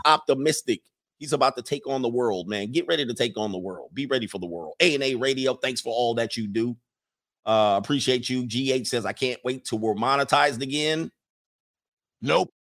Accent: United States; We come over from America

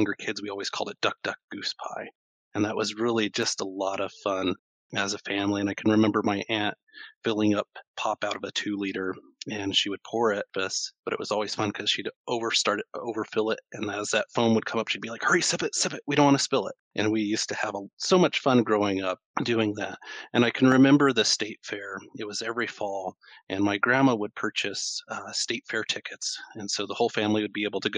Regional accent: Pueblo, Colorado, United States; I grew up in Pueblo, Colorado

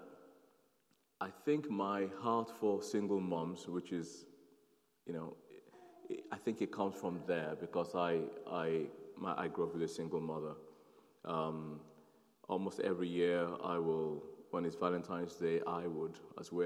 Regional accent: Nigeria; also born or lived in South London / North London; now in London, United Kingdom; I'm a Nigerian, born to Nigerian parents. I'm born in Nigeria

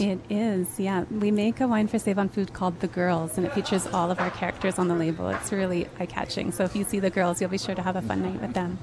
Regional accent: Osoyoos, British Columbia, Canada; moved away; I was born and raised in Osoyoos

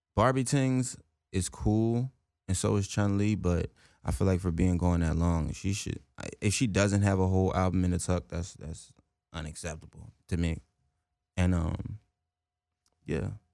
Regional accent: New Jersey, United States; moved away; also born or lived in Willingboro; I'm right across the bridge in Jersey

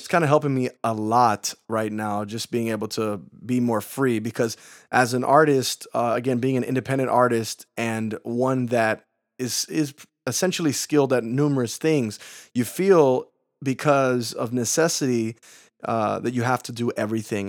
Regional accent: Chicago, Illinois, United States; I'm from Chicago. That's where I'm born and raised

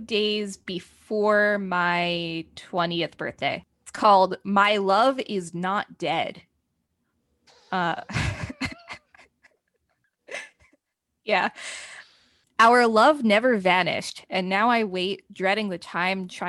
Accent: New Jersey, United States; also born or lived in South Carolina; I went to school in South Carolina and then I came back to New Jersey during Christmas break 2015

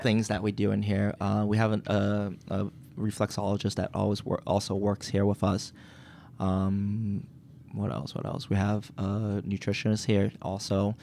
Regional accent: Quincy, Massachusetts, United States; also born or lived in Boston; we lived in Boston and my parents saw an opportunity to move to Quincy for the school system

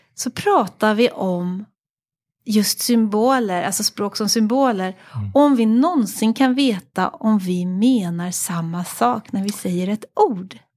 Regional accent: Paris, Île-de-France, France; jag föddes i Paris mm. och så föddes jag in i en familj med många

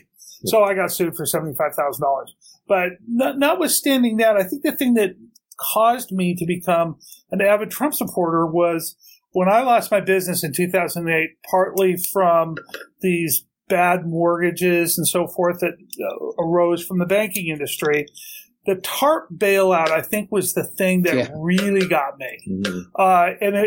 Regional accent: Portland, Oregon, United States; born and raised in Portland, fifth generation Portlander

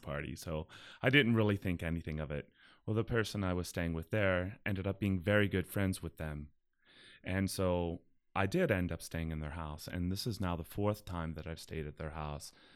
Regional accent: Pittsburgh, Pennsylvania, United States; I'm from Pittsburgh.

